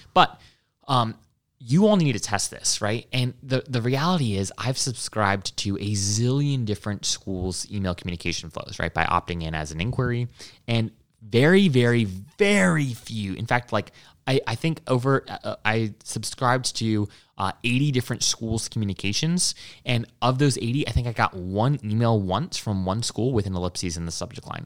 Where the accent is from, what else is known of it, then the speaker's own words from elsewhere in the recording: Hawaii, United States; moved away; I grew up in Hawaii